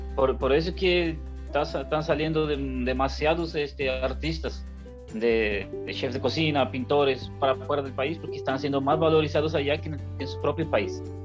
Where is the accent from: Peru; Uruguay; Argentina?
Peru; now in Brazil; Vamos a hablar como peruanos.